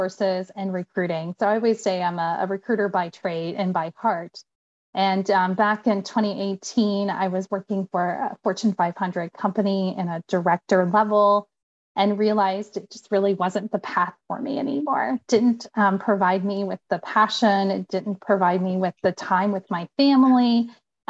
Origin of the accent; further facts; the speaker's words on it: Indiana, United States; accent: Indiana English; moved away; I'm originally from Indiana. So I always joke that I have Indiana English.